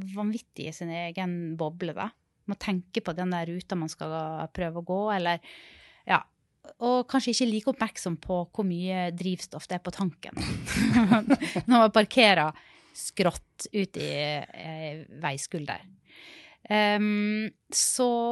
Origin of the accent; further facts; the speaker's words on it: Sunnmøre, Møre og Romsdal, Norway; also born or lived in Rogaland; now in Oslo, Norway; jeg kommer fra Sunnmøre